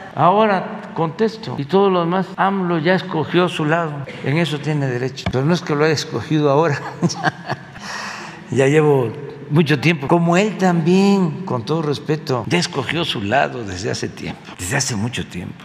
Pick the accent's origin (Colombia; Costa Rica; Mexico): Mexico